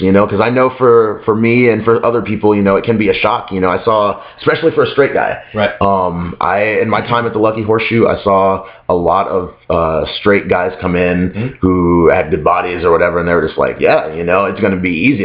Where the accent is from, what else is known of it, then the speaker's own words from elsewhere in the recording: Las Vegas, Nevada, United States; moved away as an adult; now in Chicago, United States; it's not so much that I'm from a small town because I grew up in Las Vegas.